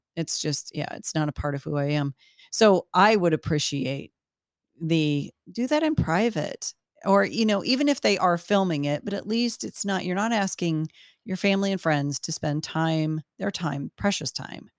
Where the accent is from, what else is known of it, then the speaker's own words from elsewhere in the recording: United States; as an American woman